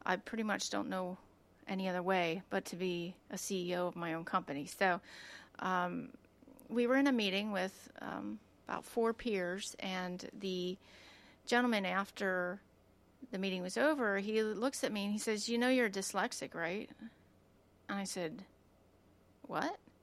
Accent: United States; I grew up in Lancaster County

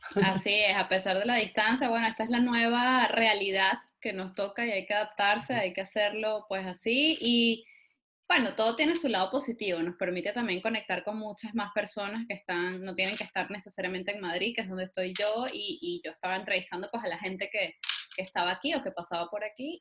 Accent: Venezuela; lo que en Venezuela llamamos un firifiri.

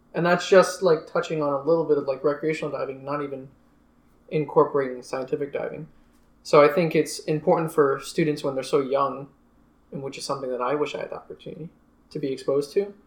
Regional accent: Long Island, New York, United States; moved away as an adult; now in Fort Lauderdale, United States; I'm originally from Long Island, New York. I have grown up on Long Island

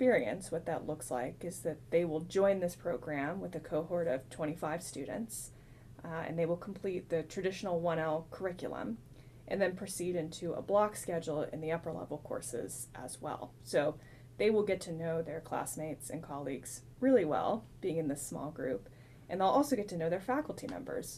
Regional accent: Texas, United States; moved away as an adult; I'm a Texas native, so the opportunity to return to my home state was a huge draw.

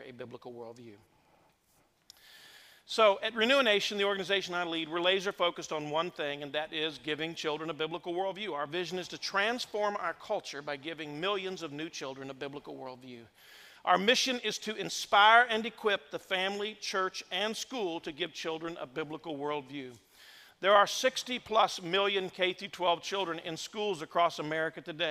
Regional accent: Indiana, United States; moved away as an adult; also born or lived in Madison, Indiana / New Albany, Indiana; I was born and raised in the state of Indiana. I've been gone now for 33 years

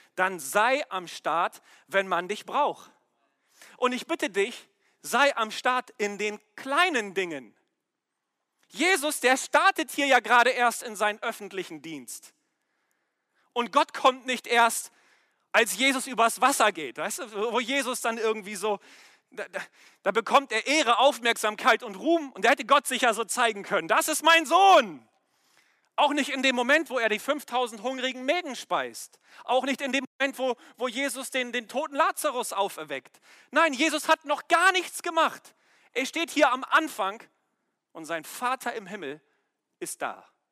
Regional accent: Germany; wir als Deutsche

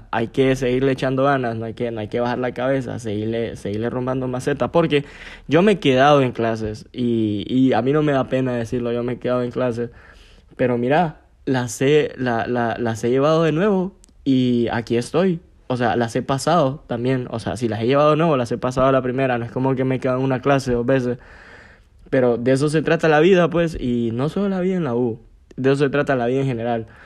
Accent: Gracias, Lempira, Honduras; now in San Pedro Sula, Honduras; A veces los fines de semana lo que decidía era irme para, para mi pueblo, para Gracias, porque aquí en San Pedro no hacía ni verga.

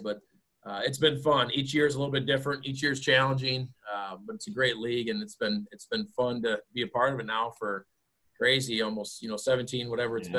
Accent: Bellevue, Iowa, United States; It's actually very scenic down there by the Mississippi River, and it overlooks Chestnut, which is an awesome view, and it's my hometown.

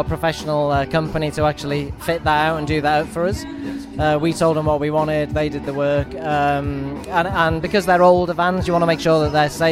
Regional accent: Wales, United Kingdom; I'm from Wales

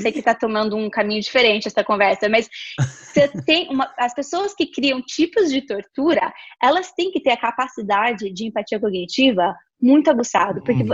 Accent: interior of São Paulo, Brazil; a gente é do interior de São Paulo

